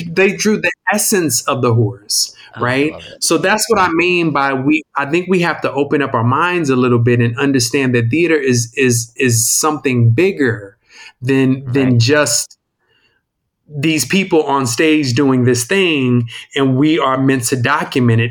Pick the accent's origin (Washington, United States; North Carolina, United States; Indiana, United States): Indiana, United States; Indianapolis; I'm from Indianapolis, Indiana